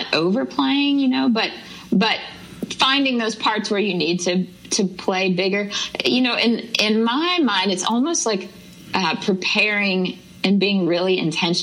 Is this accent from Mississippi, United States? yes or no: yes; Jackson, Mississippi, United States; moved away as an adult; now in Nashville, United States; I grew up in Jackson, Mississippi